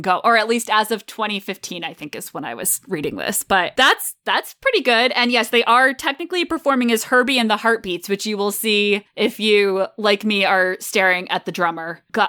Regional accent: Connecticut, United States; moved away; I'm from Connecticut originally

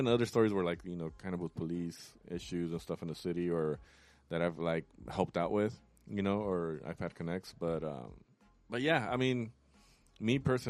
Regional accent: Los Angeles, California, United States; I'm from LA.

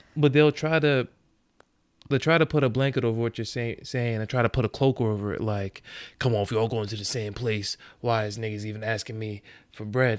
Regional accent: Long Island, New York, United States; I come from Long Island

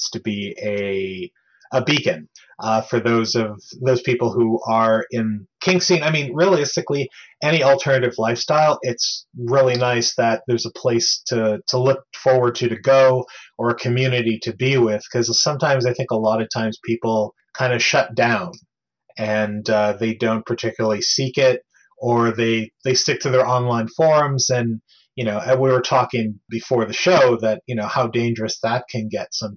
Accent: San Francisco, California, United States; moved away; I grew up in San Francisco, California

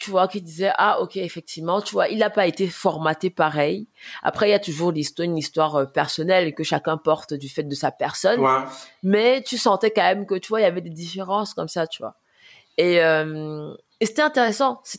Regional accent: France; mais moi je suis française moi

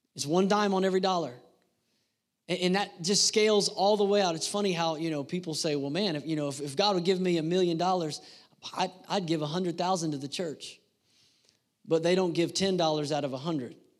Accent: United States; I was born in the United States of America

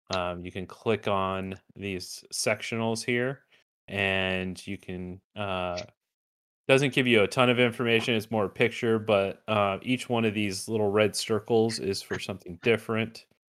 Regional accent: Glendale, Arizona, United States; this is going to be in my hometown this year

